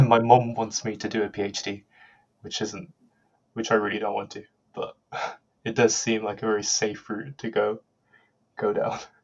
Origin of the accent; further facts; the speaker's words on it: Birmingham, West Midlands, United Kingdom; I'm from Birmingham